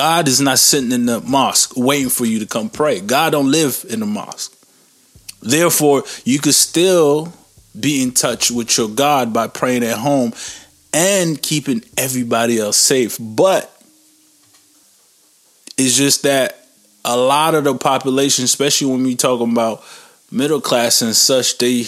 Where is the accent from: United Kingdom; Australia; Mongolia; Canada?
Canada; I'm Canadian